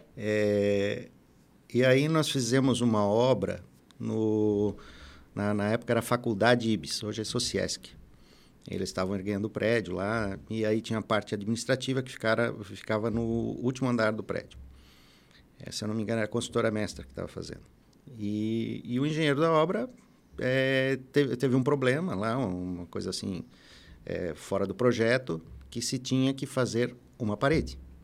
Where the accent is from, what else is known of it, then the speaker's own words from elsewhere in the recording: Florianópolis, Santa Catarina, Brazil; also born or lived in Ituporanga, Santa Catarina; now in Blumenau, Brazil; eu sou natural de Tuporanga, né? Alto Vale, e, e aos oito anos de idade minha família foi se mudou para Florianópolis e lá eu, nós vivemos lá até quando até 1983 eu tinha 16 anos